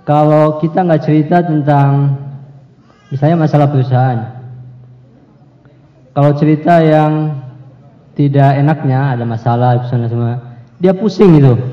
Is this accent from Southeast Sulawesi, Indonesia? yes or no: yes; Kendari, Southeast Sulawesi, Indonesia; also born or lived in Yogyakarta; Saya dari Sulawesi Kendari, bukan asli sana, cuman besar di sana.